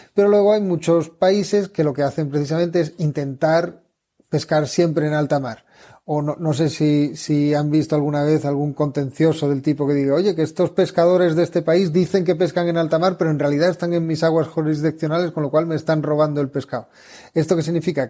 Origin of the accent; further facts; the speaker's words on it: southern Spain, Spain; yo soy del sur de España